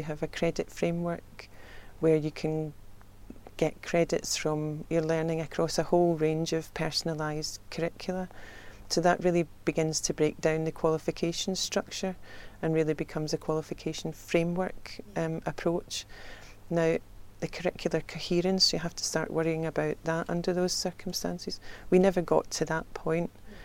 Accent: Scotland, United Kingdom; accent: Scottish; moved away

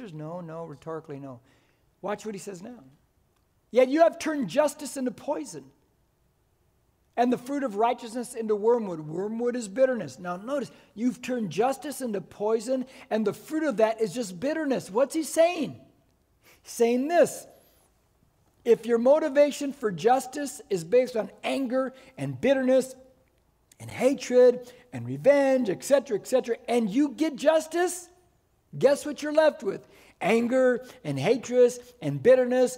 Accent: United States; I am first and foremost, I'm an American

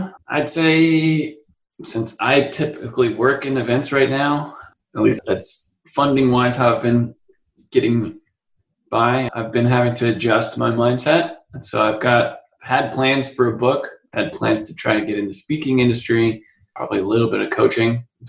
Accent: Utah, United States; also born or lived in Colorado / San Francisco; now in San Diego, United States; We moved a lot. I was originally from Utah, and then we lived in Colorado, then up to San Francisco, and then I'm in San Diego, where I've been the past 15 years or so.

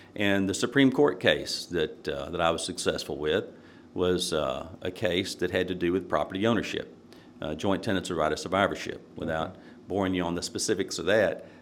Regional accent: Nashville, Tennessee, United States; growing up in Nashville, uh, it was a good experience

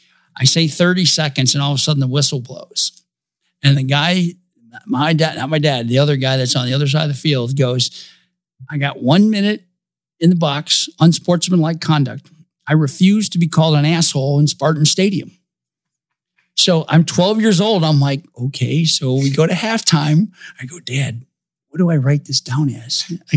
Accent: Toledo, Ohio, United States; born or raised there

